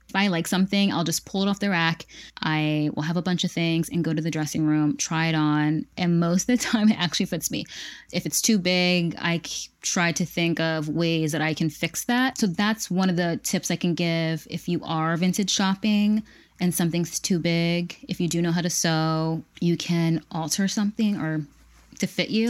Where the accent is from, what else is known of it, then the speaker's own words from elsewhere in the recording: Pennsylvania, United States; I would tell them where I was from, Pennsylvania, um, America